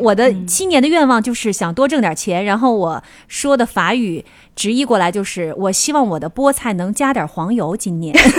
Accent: Northeast China, China; 我们东北人

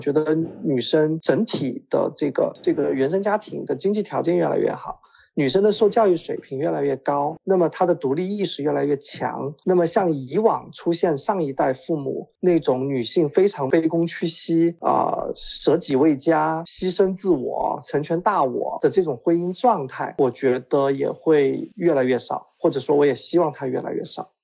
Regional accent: Jiangxi, China; 我是江西人

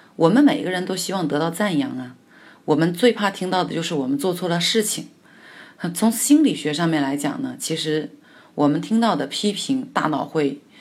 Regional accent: China; 我们中国人

